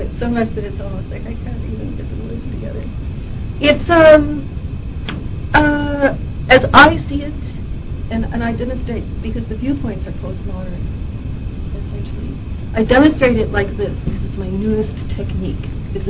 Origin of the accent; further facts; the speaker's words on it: Montana, United States; and on top of which, I'm from Montana.